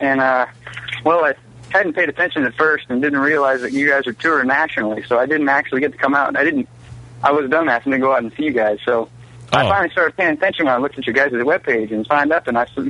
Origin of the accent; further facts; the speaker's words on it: Concord, New Hampshire, United States; I'm actually from Concord, New Hampshire.